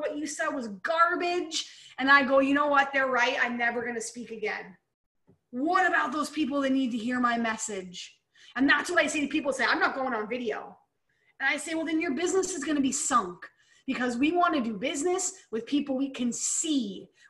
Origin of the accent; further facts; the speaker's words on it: Pennsylvania, United States; now in Canada; I moved from Pennsylvania, Eric's from Canada, right? So I'm now here in Canada.